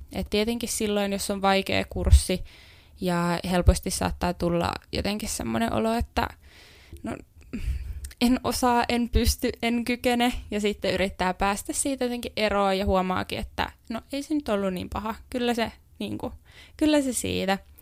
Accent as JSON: {"language": "Finnish", "town": "Helsinki", "region": "Uusimaa", "country": "Finland", "tie": "born or raised there", "moved": "as an adult", "lives_now": "Jyväskylä, Finland", "said": "Mä oon Helsingistä kotoisin ja silloin muutin ensimmäistä kertaa omilleni"}